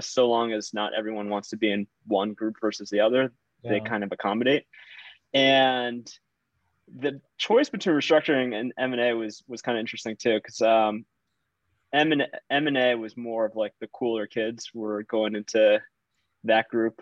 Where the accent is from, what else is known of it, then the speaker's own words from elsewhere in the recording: Virginia, United States; I grew up in Virginia, went to UVA